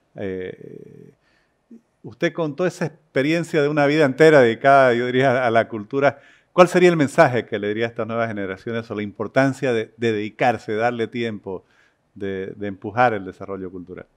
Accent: Santa Cruz de la Sierra, Santa Cruz, Bolivia; como cruceño, como boliviano

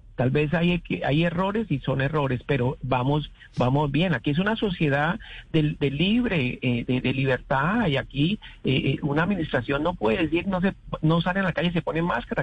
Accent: Colombia; now in Florida, United States; nuestro país de origen

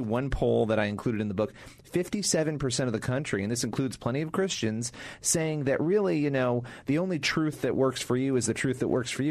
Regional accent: Rochester, New York, United States; I grew up in Rochester, New York, which was a much more balanced place ideologically.

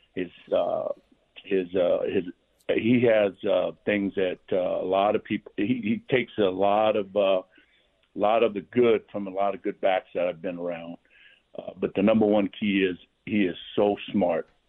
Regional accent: Manu'a, American Samoa; moved away; growing up in American Samoa.

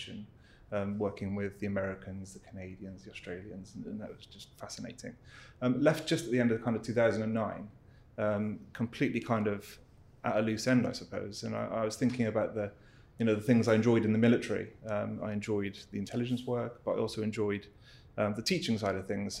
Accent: Cardiff, Wales, United Kingdom; I grew up in Wales, in Cardiff.

